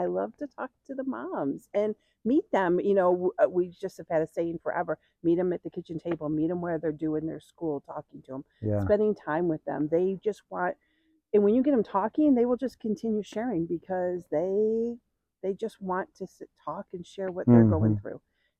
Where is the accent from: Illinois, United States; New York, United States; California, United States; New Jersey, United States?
New York, United States; Yes, we're from New York and we served on a board in New York State.